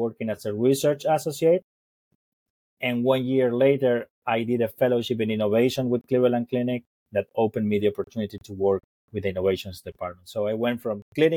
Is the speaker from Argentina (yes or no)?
yes; Argentina; moved away as an adult; also born or lived in Colorado, United States; I was born and raised in Argentina